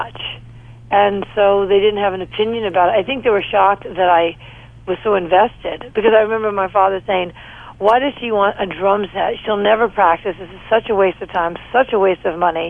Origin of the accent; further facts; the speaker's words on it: New York City, New York, United States; I grew up in New York, New York, on the Upper West Side of Manhattan, and yeah, that's where I grew up